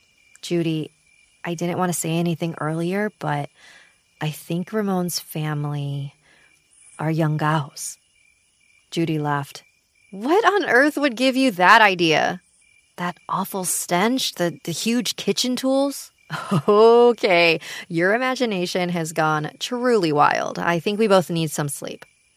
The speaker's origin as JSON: {"language": "English", "country": "Philippines", "said": "I'm a Filipina living in Iloilo City."}